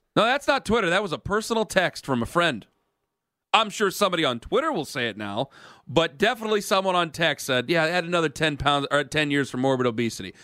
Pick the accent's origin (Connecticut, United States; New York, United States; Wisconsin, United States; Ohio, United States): Ohio, United States; I'm from Ohio. I'm dying in Ohio.